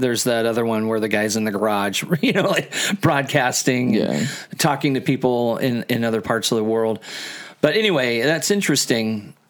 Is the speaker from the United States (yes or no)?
yes; Midwest, United States; I'm from the Midwest.